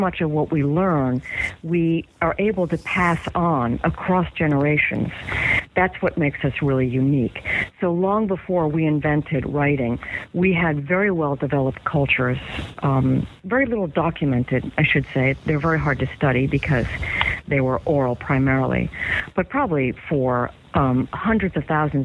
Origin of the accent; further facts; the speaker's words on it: United States; first language English; I would be growing up in the United States, learning to speak English as my first language